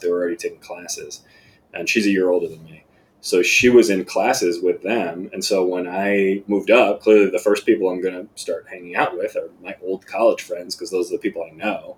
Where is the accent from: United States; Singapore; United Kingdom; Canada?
United States; Plantation, Florida; moved away as an adult; also born or lived in Hollywood, Florida / Chicago; I was born in Hollywood, Florida, uh, raised in Plantation, Florida down near Fort Lauderdale